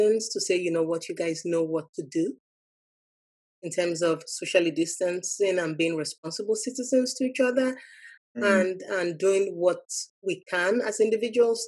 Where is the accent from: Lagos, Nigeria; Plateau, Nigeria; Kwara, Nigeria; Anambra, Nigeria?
Lagos, Nigeria; moved away as an adult; also born or lived in Maryland, United States; now in United States; I grew up in Lagos, Nigeria.